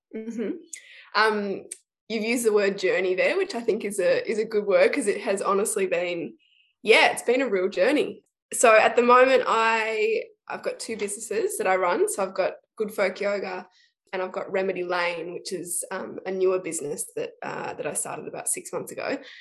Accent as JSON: {"language": "English", "town": "Shepparton", "region": "Victoria", "country": "Australia", "tie": "born or raised there", "also_born_or_lived": "Melbourne", "said": "I grew up in Shepparton, um, so country country kid, grew up out of town, and then moved to Melbourne"}